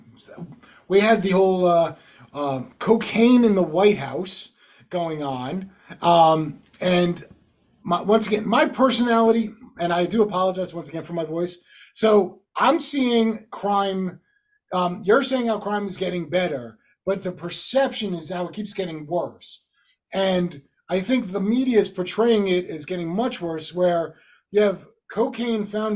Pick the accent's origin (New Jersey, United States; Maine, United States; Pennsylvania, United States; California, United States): New Jersey, United States; moved away; growing up in North Jersey